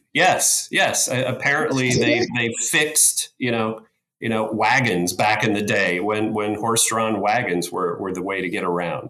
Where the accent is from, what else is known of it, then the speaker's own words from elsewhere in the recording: Bradford, Pennsylvania, United States; born and raised here in Pennsylvania, in the northwest corner of Pennsylvania in good old McKean County in a town called Bradford, Pennsylvania.